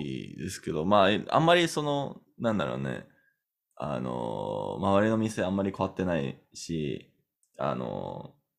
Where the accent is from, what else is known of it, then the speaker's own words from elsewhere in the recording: Canada; Japanese is a second language; カナダ人だから